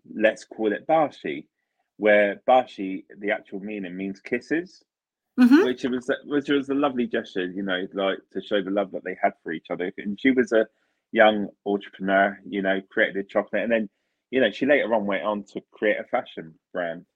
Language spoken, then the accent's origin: English; Italy; moved away; I'm from Italy originally